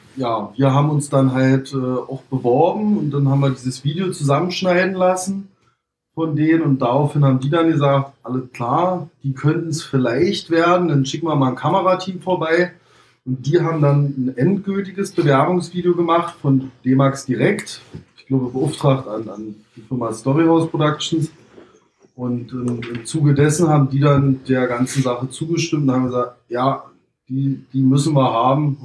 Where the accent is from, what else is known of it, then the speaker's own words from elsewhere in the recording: Potsdam, Brandenburg, Germany; Bei uns in Brandenburg, in Potsdam